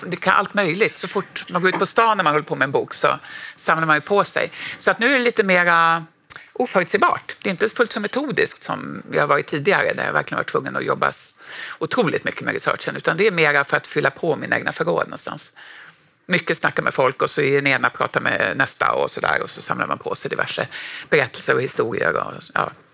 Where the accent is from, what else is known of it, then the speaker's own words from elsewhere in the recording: Norrbotten County, Sweden; jag är ju också från Norrbotten